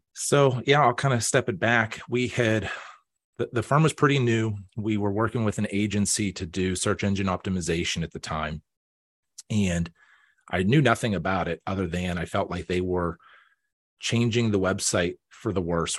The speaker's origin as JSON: {"language": "English", "town": "Pittsburgh", "region": "Pennsylvania", "country": "United States", "tie": "born or raised there", "also_born_or_lived": "Erie, Pennsylvania / Baltimore / Washington, D.C.", "moved": "as an adult", "said": "I was born here, um, I grew up out in Beaufort County"}